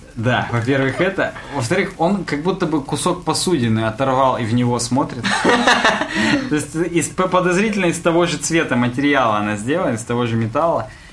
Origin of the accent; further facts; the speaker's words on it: Chelyabinsk, Chelyabinsk Oblast, Russia; мы из Челябинска